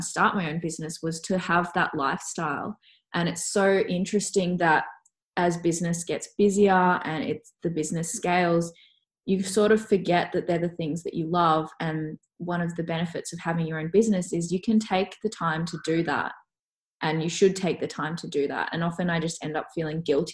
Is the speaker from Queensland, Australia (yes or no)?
no; Melbourne, Victoria, Australia; also born or lived in Canada; I'm from Melbourne originally, so Melbourne is so, so cold